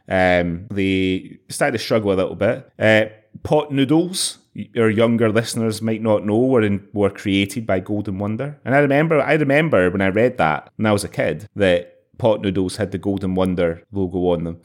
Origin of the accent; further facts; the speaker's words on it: Scotland, United Kingdom; as a kid growing up in Scotland in the in the 1980s